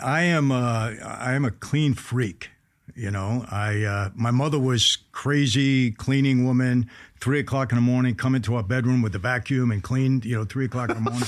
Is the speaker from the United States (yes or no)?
yes; New York City, New York, United States; I grew up in Brooklyn, New York